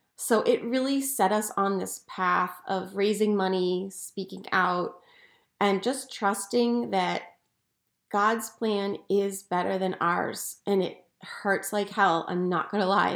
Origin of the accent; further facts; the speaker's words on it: outside Philadelphia, Pennsylvania, United States; I grew up outside Philadelphia